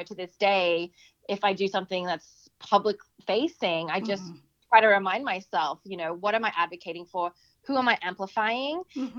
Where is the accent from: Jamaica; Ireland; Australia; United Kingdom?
Australia; growing up in Australia and then, you know, having that experience of bullying